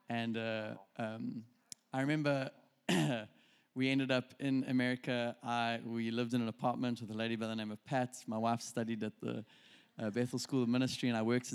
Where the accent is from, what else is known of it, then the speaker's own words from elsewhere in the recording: South Africa; moved away as an adult; also born or lived in Reading; we're from South Africa